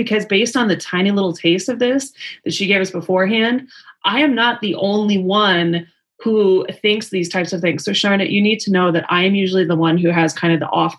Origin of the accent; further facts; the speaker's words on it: Las Vegas, Nevada, United States; I'm from Vegas.